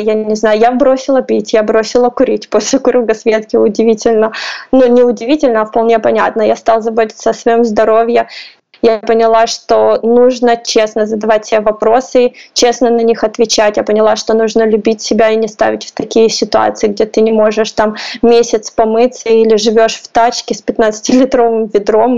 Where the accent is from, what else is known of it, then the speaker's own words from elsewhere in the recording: Russia; also born or lived in Poland; now in Kyiv, Ukraine; Я из России